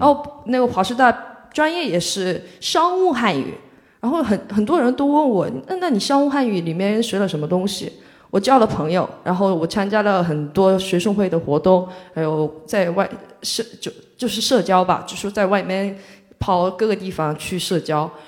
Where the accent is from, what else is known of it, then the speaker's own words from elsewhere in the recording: Mokpo, South Jeolla, South Korea; Chinese is a second language; moved away as an adult; now in Shanghai, China; 我是来自全罗南道的一个，呃，属于中国的三四四线城市吧，就是很，对，三四线城市